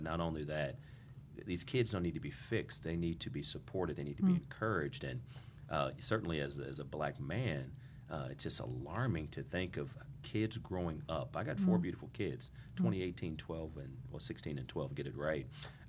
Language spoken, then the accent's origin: English; Toledo, Ohio, United States; I grew up in Ohio, Toledo, Ohio, and would go out hunting.